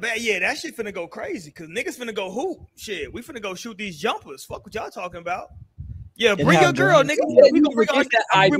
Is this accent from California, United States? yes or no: yes; San Diego, California, United States; born there; I was born in San Diego, California. You know what I'm saying? It is a lot of mixed races out there in San Diego, though. But I'm a military baby.